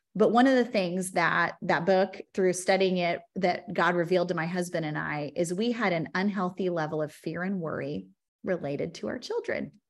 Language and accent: English; Bartlesville, Oklahoma, United States; We grew up in Bartlesville, Oklahoma, just on a rinky dink municipal golf course on hole 14